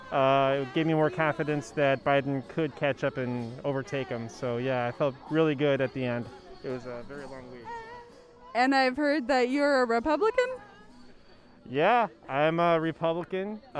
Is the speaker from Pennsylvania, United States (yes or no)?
yes; Pennsylvania, United States; I'm very happy for my home state, Pennsylvania, to have come around.